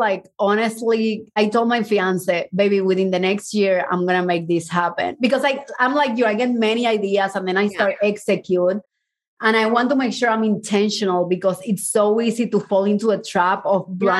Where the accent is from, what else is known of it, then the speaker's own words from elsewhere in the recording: Mexico; also born or lived in Cuba; I was born in Cuba and then we moved to Mexico and then my mom and I ran away and we hid for 6 months.